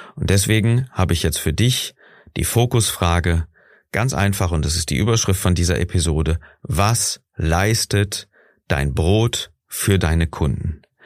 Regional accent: Germany; bei uns in Deutschland

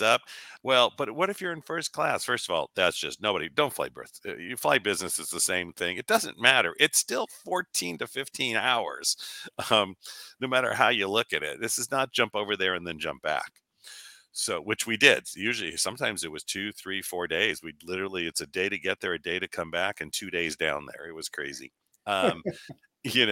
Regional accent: Los Angeles, California, United States; I was born and raised

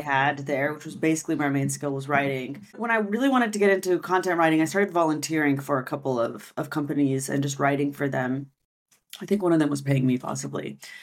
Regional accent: United States; first language French; now in Barcelona, Spain; I'm from America

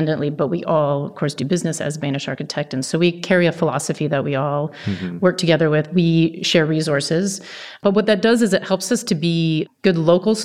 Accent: Seattle, Washington, United States; moved away as an adult; now in Los Angeles, United States; growing up in Seattle and being an architect there

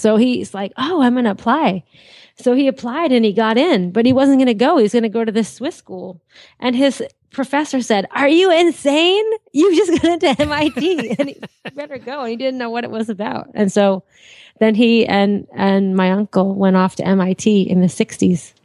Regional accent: Andover, Massachusetts, United States; also born or lived in Lawrence, Massachusetts; I was born in uh, Andover, Mass. Well, I lived in Andover. I was born in Lawrence General Hospital. Massachusetts

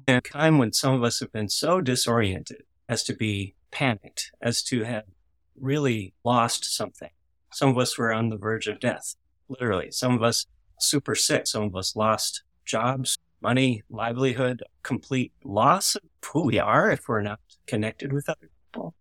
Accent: Missouri, United States; I grew up in Missouri

